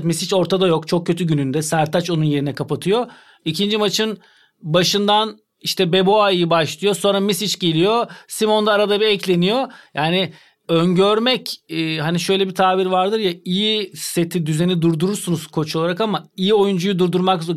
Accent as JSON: {"language": "Turkish", "country": "Turkey", "said": "bir Türk olarak, Türk antrenör olarak"}